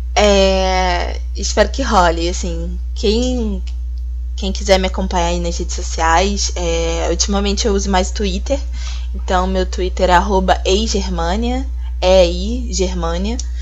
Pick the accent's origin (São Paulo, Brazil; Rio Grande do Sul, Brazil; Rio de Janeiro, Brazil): Rio de Janeiro, Brazil; eu sou do Rio de Janeiro